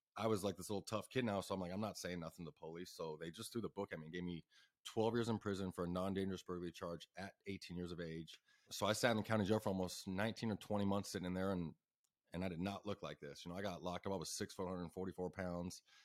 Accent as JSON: {"language": "English", "area": "Ahwatukee", "region": "Arizona", "country": "United States", "said": "I'm from Awaitooki"}